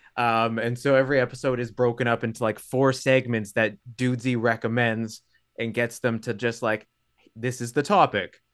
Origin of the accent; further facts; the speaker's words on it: Thunder Bay, Ontario, Canada; now in Hamilton, Canada; I'm from Thunder Bay originally